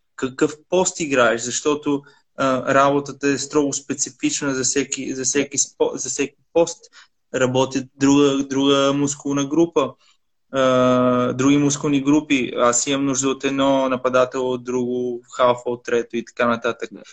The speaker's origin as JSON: {"language": "Bulgarian", "country": "Italy", "tie": "born or raised there", "also_born_or_lived": "Sofia, Bulgaria", "moved": "as an adult", "lives_now": "Bulgaria", "said": "съм израснал в Италия"}